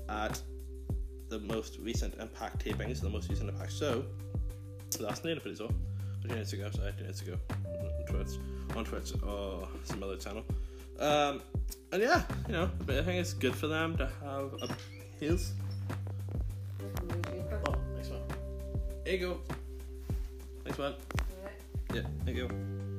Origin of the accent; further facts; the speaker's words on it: Northern Ireland, United Kingdom; Non-Ireland, where I'm from. No, I'm not from Belfast, but I'm from non-Ireland